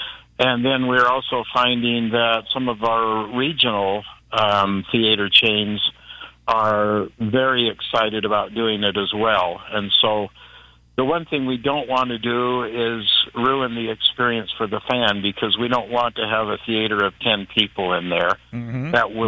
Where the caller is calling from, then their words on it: Salt Lake City, Utah, United States; I'm calling from Salt Lake City.